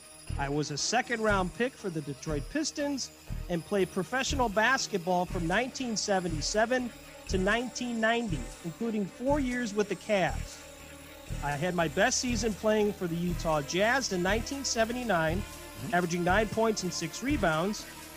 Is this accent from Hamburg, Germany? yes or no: no; Frankfurt, Hesse, Germany; born there; I was born in Frankfurt, Germany, and graduated from Baylor University.